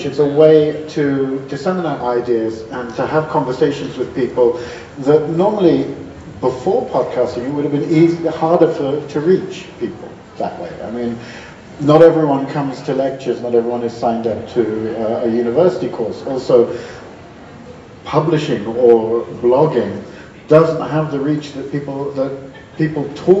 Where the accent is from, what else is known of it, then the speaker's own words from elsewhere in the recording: England, United Kingdom; now in Sweden; I'm English originally, and I've been living here not nearly as long as Joe